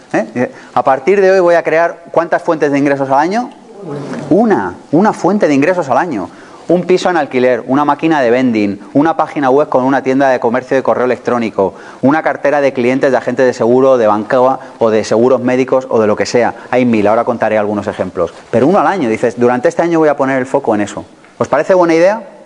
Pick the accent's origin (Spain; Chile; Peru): Spain; somos españoles